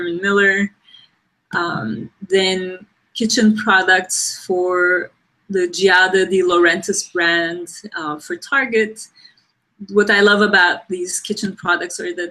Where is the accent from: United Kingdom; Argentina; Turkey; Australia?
Turkey; moved away as an adult; also born or lived in Ankara, Turkey / New York, United States; I grew up in Turkey. I went to design school in Turkey in Ankara